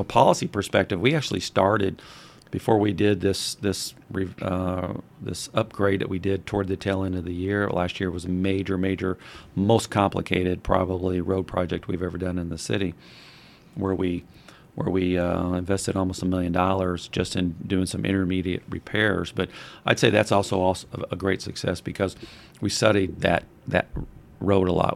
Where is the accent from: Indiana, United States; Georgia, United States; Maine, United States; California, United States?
Indiana, United States; Madison; I grew up on Walnut